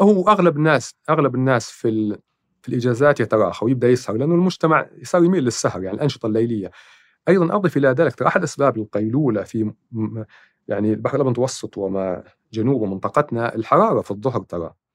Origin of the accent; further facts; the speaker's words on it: Saudi Arabia; عندنا في السعوديه